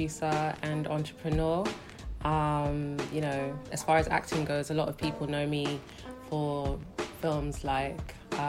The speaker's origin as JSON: {"language": "English", "region": "London", "country": "United Kingdom", "tie": "born or raised there", "also_born_or_lived": "Delta State, Nigeria (ancestral)", "moved": "as an adult", "lives_now": "Lagos, Nigeria", "said": "Born and raised in London, but I live in Lagos, Nigeria now"}